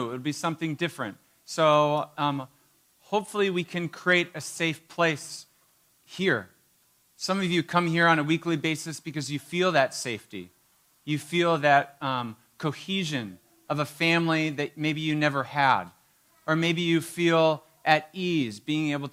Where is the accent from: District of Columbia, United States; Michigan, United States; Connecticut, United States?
Michigan, United States; Marquette; I grew up in Marquette.